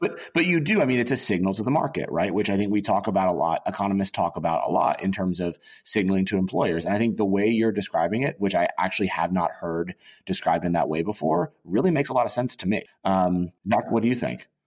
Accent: Auburn, Alabama, United States; also born or lived in Boulder, Colorado; my my my dad got a job at Auburn University, and we wound up War Eagle going moving to Auburn

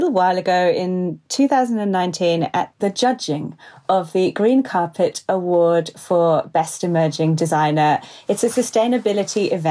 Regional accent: Kenya; now in London, United Kingdom; I'm a Kenyan designer and I'm currently based in London.

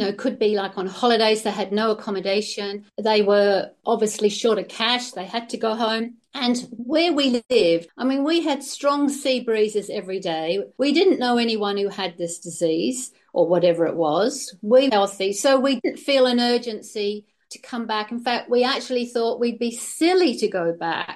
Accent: Western Australia, Australia; as Australian citizens, we had to apply to come back to our own country

